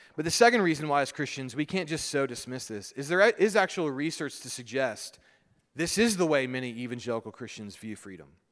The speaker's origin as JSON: {"language": "English", "country": "United States"}